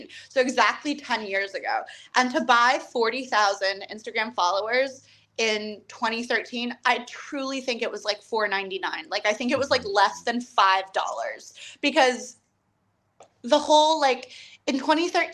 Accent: Falls Church, Virginia, United States; moved away; I grew up in Falls Church, which is like the DC suburbs

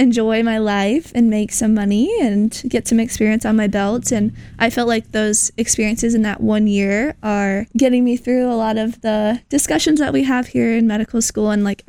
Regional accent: Des Moines, Iowa, United States; also born or lived in Arizona; I'm also from the Des Moines area. And then I went to the University of Arizona

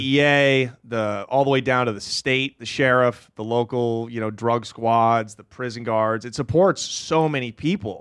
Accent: Portland, Oregon, United States; I'm from Portland, Oregon.

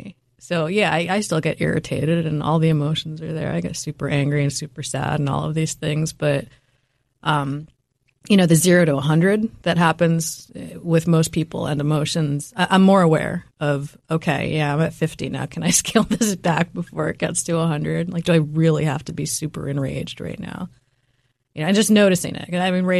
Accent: New York City, New York, United States; having tiger mom and tiger dad putting a lot of pressure on me when I was growing up in New York City, again, very fast-paced environment.

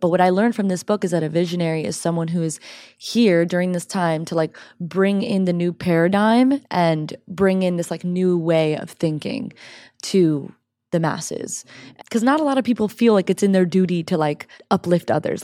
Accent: Miami, Florida, United States; moved away as an adult; also born or lived in Orlando, Florida; now in California, United States; I'm from Miami

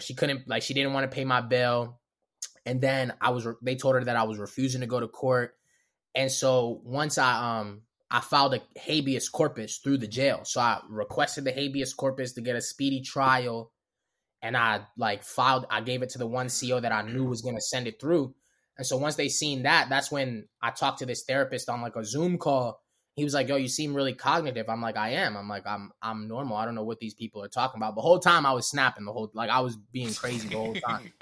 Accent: Baltimore, Maryland, United States; accent: Baltimore; also born or lived in Los Angeles; I'm from Baltimore

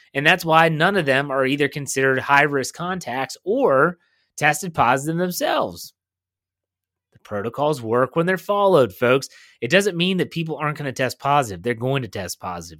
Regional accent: Wheeling, West Virginia, United States; moved away; my hometown of Wheeling, West Virginia

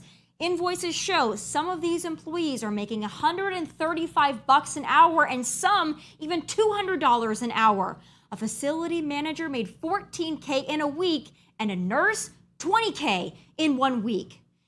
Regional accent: Rapid City, South Dakota, United States; moved away; my hometown of Rapid City, South Dakota.

